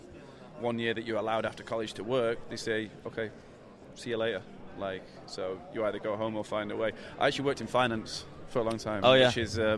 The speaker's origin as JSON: {"language": "English", "region": "England", "country": "United Kingdom", "tie": "born or raised there", "moved": "as an adult", "lives_now": "United States", "said": "Very similar story to James. I grew up playing in England"}